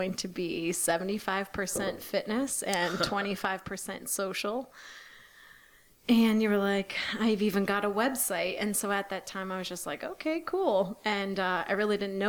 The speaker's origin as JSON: {"language": "English", "area": "Ohio and Michigan", "region": "Midwest", "country": "United States", "moved": "yes", "said": "I'm originally from the Midwest, Ohio and Michigan"}